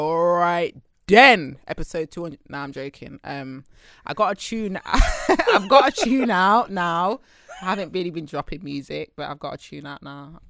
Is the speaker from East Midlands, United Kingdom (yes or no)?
yes; Leicester, East Midlands, United Kingdom; I'm from Highfields. And we call it Fields for short.